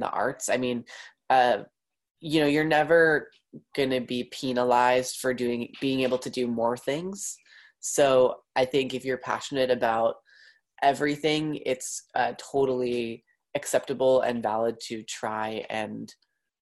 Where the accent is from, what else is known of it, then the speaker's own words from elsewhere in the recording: Long Island, New York, United States; I grew up on Long Island in New York